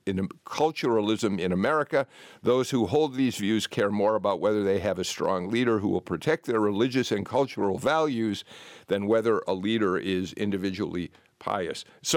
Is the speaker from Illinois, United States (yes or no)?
yes; Chicago, Illinois, United States; moved away; I guess because I'm a Chicagoan who found myself in the South 35 years ago